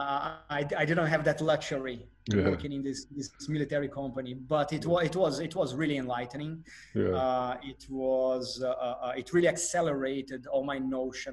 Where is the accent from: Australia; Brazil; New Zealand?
Brazil; first language Portuguese; English is a second language; moved away; As a Brazilian man, Portuguese is my native language